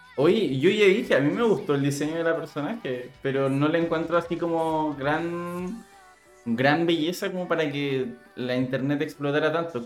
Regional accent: Chile; como buen chileno, hago honor a ser chileno

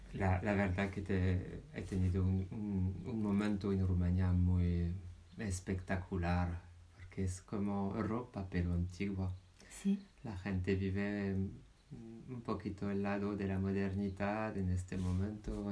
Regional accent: France; moved away as an adult; now in Spain; yo soy francés.

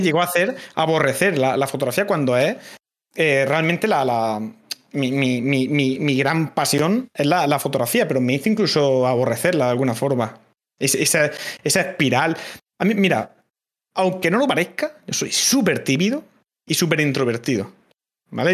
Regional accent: Cartagena, Region of Murcia, Spain; accent: Murcian; Yo soy, yo soy de Cartagena, sé, hablar lo justo, y sí que es verdad que... Eh, cuando estoy en directo, cuando tal, intento no forzar eh, el, el, quitarme acento

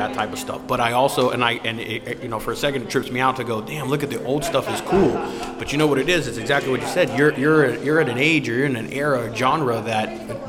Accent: Ventura, California, United States; I'm from Ventura.

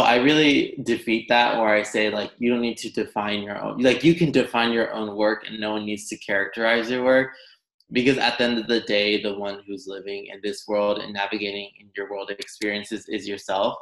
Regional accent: Los Angeles, California, United States; I grew up in Los Angeles, California, and my parents had immigrated

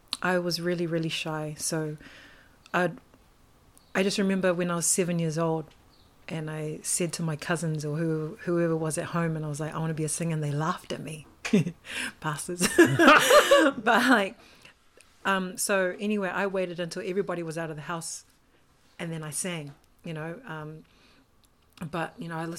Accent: Auckland, New Zealand; born and raised in Auckland, Mount Roskill.

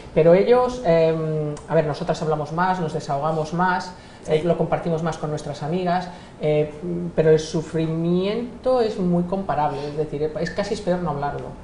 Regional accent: Spain; yo soy española, eh, nacida en España

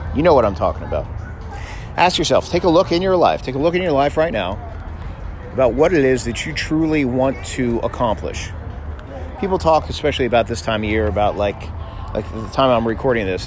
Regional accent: South Florida, United States; I grew up in South Florida

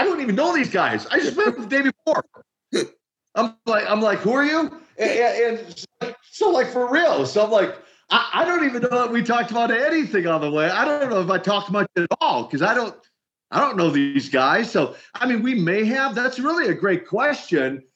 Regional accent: Minneapolis, Minnesota, United States; I come from uh, a background in Minneapolis, Minnesota, where the official title would be Minneapolis Housing Authority. Uh, in our vernacular, the projects and the ghettos of Minneapolis

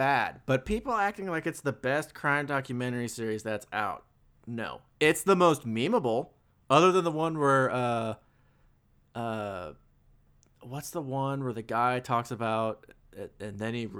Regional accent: Indiana, United States; I grew up in Indiana.

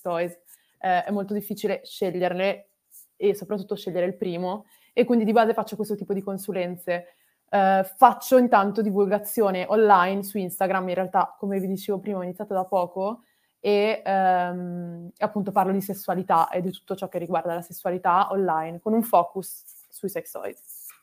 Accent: Milan, Lombardy, Italy; moved away as an adult; also born or lived in Australia; Io sono di Milano, e ho un uh, rapporto molto contrastante con la mia città da sempre

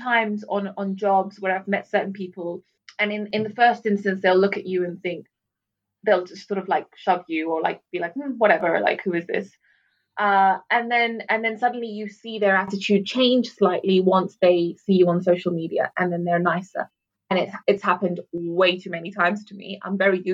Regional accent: London, United Kingdom; also born or lived in Netherlands / Sharjah; being born in Holland and growing up in London

